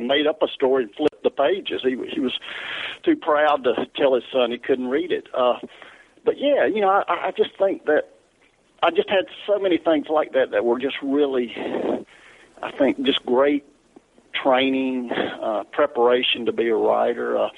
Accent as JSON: {"language": "English", "region": "the South", "country": "United States", "accent": "Southern", "said": "because of my accent"}